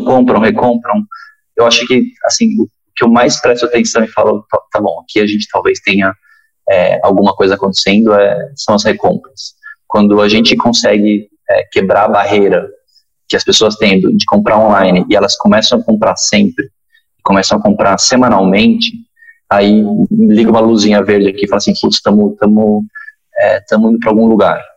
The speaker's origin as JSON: {"language": "Portuguese", "country": "Argentina", "moved": "yes", "said": "eu sou argentino"}